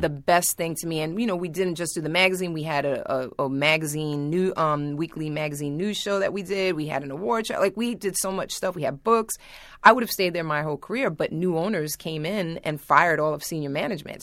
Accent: New York, United States; I grew up in Manhattan

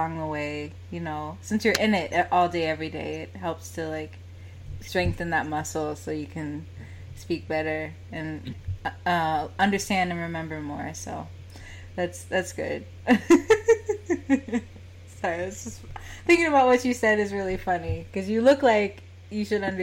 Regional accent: United States; I'm American

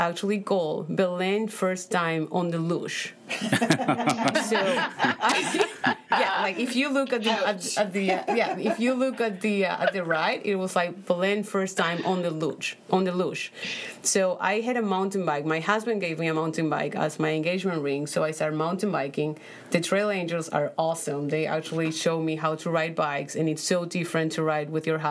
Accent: Paraguay; English is a second language; moved away as an adult; now in United States; So I come from Paraguay. I was born in Paraguay. I moved here 8 years ago

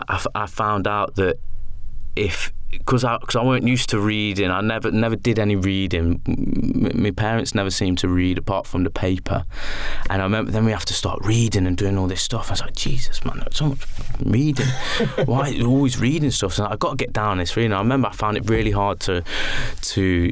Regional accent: Rugeley, West Midlands, United Kingdom; moved away; when I was growing up in Rugeley

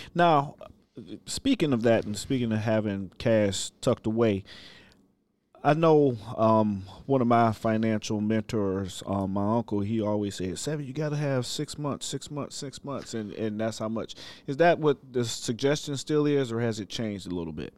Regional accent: Ohio, United States; moved away; I'm from Ohio originally

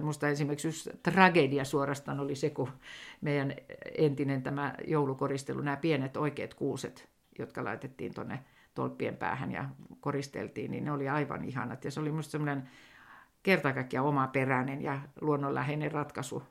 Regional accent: Helsinki, Uusimaa, Finland; accent: Helsinki dialect; moved away as an adult; now in Sodankylä, Finland; vielähän minä puhun ihan Helsingin murretta

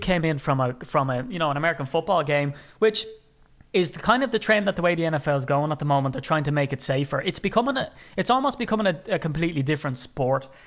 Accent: Ireland; being an Irishman

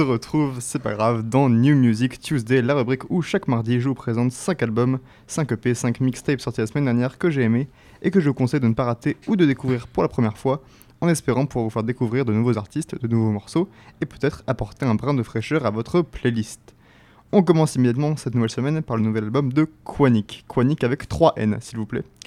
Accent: France; first language French; Français fans de ce genre comme moi

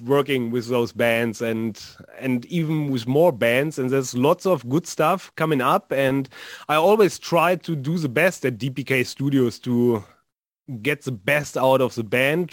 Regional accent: North Rhine-Westphalia, Germany; And here in uh, in Dortmund, which is a city also here in NRW

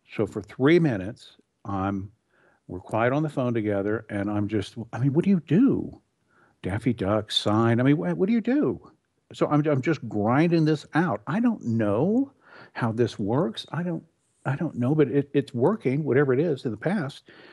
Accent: Texas, United States; moved away as an adult; also born or lived in California; I grew up in Texas. I had, uh, moved to California.

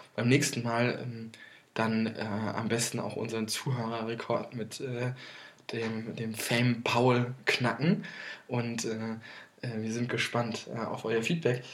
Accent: Limburg an der Lahn, Hesse, Germany; in Limburg, in meiner, mhm. in meiner Heimat

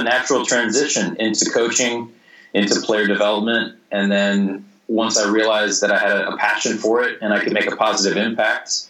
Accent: Missouri, United States; moved away as an adult; also born or lived in Vienna, Austria / Australia / Singapore; I wrote for the hometown newspaper in Missouri, in my hometown, when I was 16.

